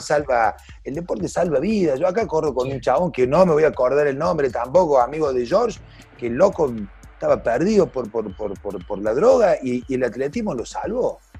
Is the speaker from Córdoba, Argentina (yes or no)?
yes; Córdoba, Argentina; yo soy cordobés